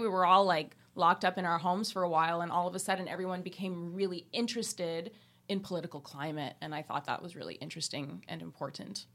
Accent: Quebec, Canada; growing up in Quebec

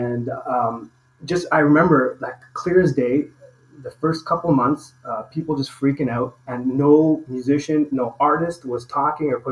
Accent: Toronto, Ontario, Canada; moved away as an adult; now in Mexico; I'm from Toronto, Canada. I'm in Mexico now

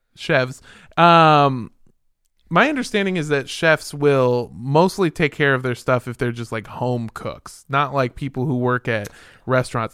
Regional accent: Los Angeles, California, United States; I'm from Los Angeles.

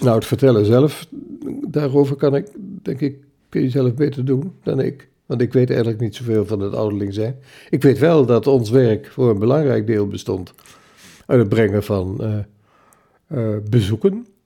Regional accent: Zwolle, Overijssel, Netherlands; geboren in Zolle in 1935

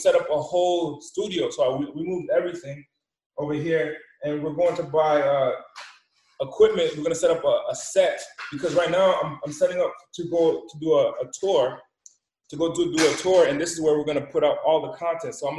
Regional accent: Rhode Island, United States; also born or lived in Boston; I come from the East Coast, the smallest state in the country, Rhode Island. And I was raised in the smallest city in the smallest country.

